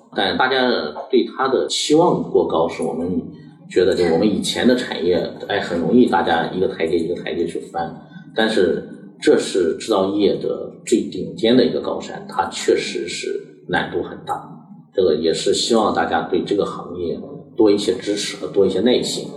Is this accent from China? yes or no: yes; China; 我们中国人